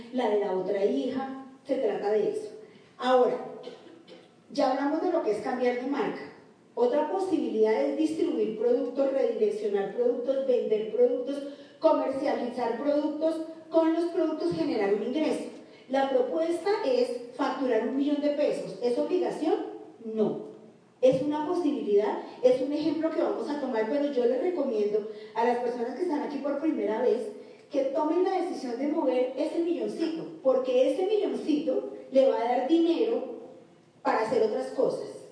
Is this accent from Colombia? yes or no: yes; Colombia; somos colombianos